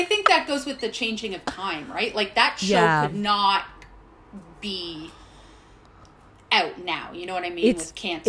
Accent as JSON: {"language": "English", "town": "Hamilton", "region": "Ontario", "country": "Canada", "tie": "born or raised there", "said": "I grew up in Hamilton, Ontario."}